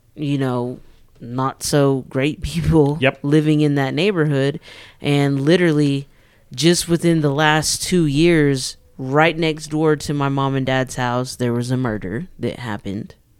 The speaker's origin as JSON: {"language": "English", "town": "Amarillo", "region": "Texas", "country": "United States", "tie": "born or raised there", "said": "I grew up in the Mesa Verde area"}